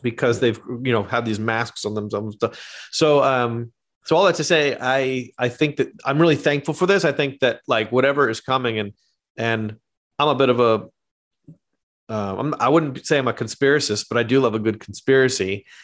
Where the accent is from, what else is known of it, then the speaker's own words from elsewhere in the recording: Canada; moved away; also born or lived in Australia / New York; I am actually Canadian. I'm not Australian.